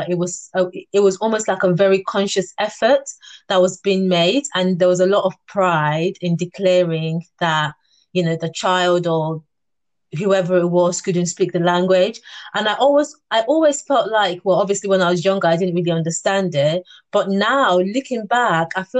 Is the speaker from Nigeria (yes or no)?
yes; Nigeria; now in United Kingdom; growing up in Nigeria